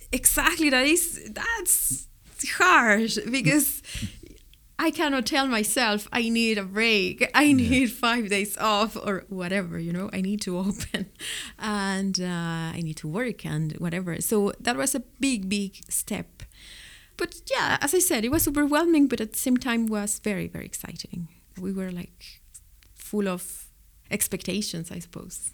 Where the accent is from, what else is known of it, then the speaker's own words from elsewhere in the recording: Mexico City, Mexico; English is a second language; moved away as an adult; also born or lived in Spain; now in Cork, Ireland; I'm from Mexico City